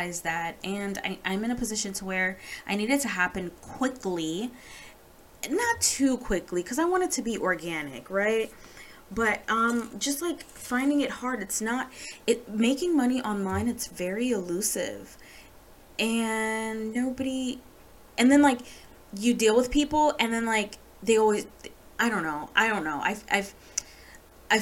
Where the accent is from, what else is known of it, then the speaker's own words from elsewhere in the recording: Jamaica; I'm Jamaican